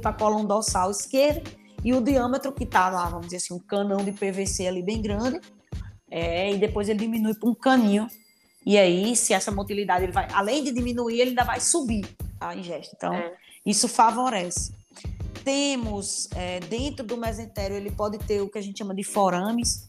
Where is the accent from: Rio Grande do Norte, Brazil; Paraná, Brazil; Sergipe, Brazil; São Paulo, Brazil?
Rio Grande do Norte, Brazil; also born or lived in Piauí; now in Paraíba, Brazil; eu sou do Rio Grande do Norte, né? Então, já morei no Piauí e hoje tô na Paraíba.